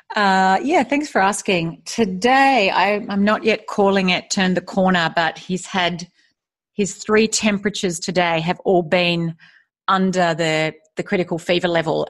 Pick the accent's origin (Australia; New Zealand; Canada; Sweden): Australia; also born or lived in United States; now in Singapore; I am Australian. I'm currently living in Singapore